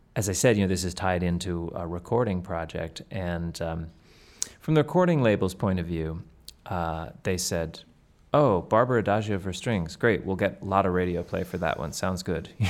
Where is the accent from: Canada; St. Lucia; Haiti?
Canada; now in United States; I am a proud Canadian. I grew up in Canada